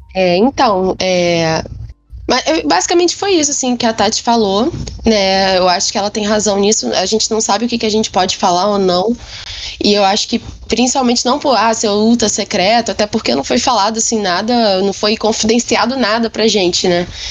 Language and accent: Portuguese; Rio de Janeiro, Brazil; sou daqui do Rio